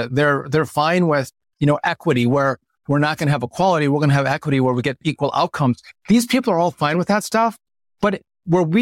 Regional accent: Wisconsin, United States; I'm from Wisconsin

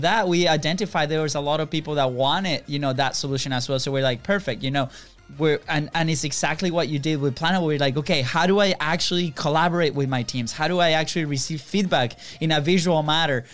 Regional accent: Venezuela; now in United States; we are originally from Venezuela

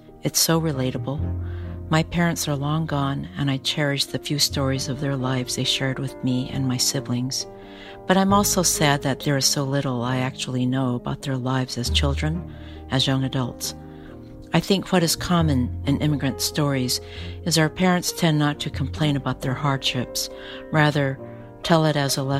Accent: San Francisco, California, United States; I live in San Francisco, where I grew up.

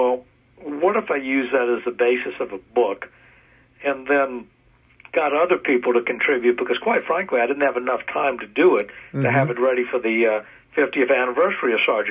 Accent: United States; I grew up in the United States and not the UK

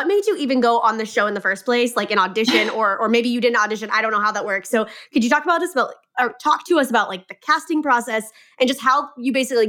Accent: Kansas, United States; I'm from Kansas.

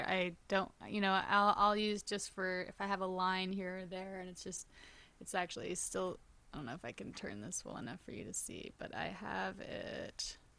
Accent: New York, United States; that like my schedule started feeling really crazy for being a New Yorker

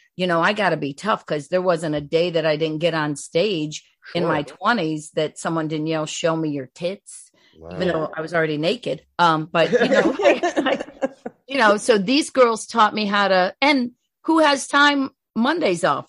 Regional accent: Cleveland, Ohio, United States; I'm from Cleveland, born and raised

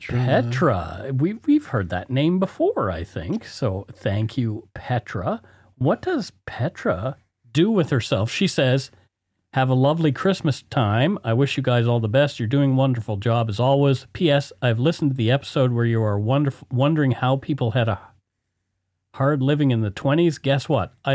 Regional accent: Strathroy, Ontario, Canada; born or raised there

